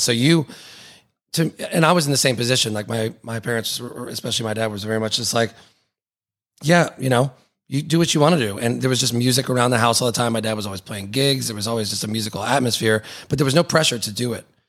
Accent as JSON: {"language": "English", "town": "Atlanta", "region": "Georgia", "country": "United States", "tie": "born or raised there", "said": "I'm from Atlanta"}